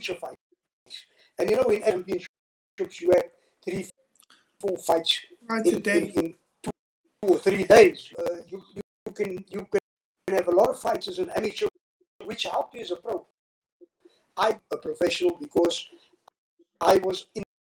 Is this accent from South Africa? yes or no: yes; Cape Town, Western Cape, South Africa; I was born in Cape Town and lived in District 6 from the age of 1 to about 2.